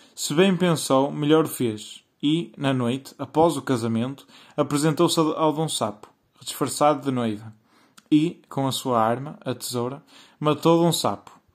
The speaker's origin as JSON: {"language": "Portuguese", "country": "Portugal", "said": "sou português e estou na Escola Secundária de Vila Verde no décimo ano"}